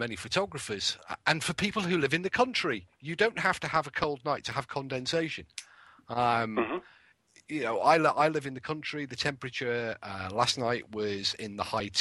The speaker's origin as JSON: {"language": "English", "region": "England", "country": "United Kingdom", "said": "I'm English"}